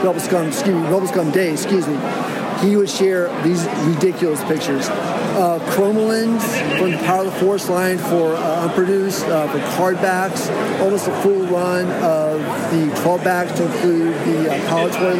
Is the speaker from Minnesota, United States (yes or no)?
no; Northern Virginia, United States; moved away; I'm originally from Northern Virginia